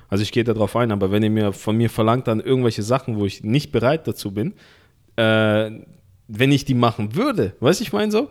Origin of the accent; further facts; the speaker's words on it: Russia; das sah ja übel aus, als wo ich herkomme aus Russland.